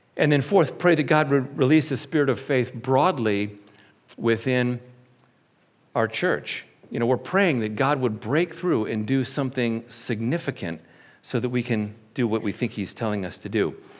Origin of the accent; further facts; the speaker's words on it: Syracuse, New York, United States; I was born in Syracuse, New York, in March. And when my mom and dad brought me back home